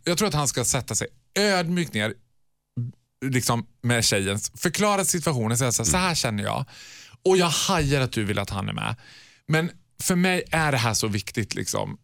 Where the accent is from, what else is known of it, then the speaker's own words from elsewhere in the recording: Borlänge, Dalarna County, Sweden; Jag är mm. född och uppvuxen i Borlänge